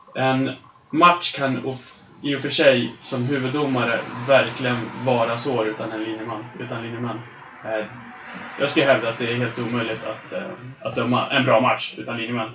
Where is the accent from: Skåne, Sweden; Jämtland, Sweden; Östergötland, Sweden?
Jämtland, Sweden; Östersund; det går så bra för Östersund som händer i min hemstad